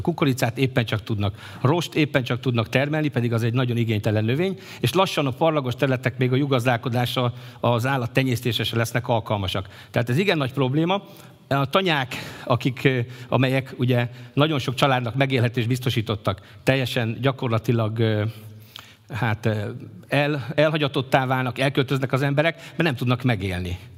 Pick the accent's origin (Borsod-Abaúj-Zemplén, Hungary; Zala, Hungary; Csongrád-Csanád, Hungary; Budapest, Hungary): Csongrád-Csanád, Hungary; Kistelek; kisteleki származású vagyok